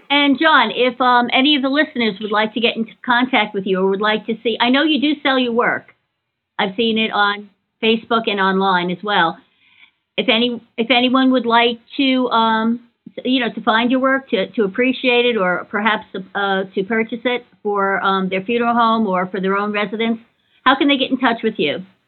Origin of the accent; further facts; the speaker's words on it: New York, United States; I grew up in New York as well, and I lived down the street from a cemetery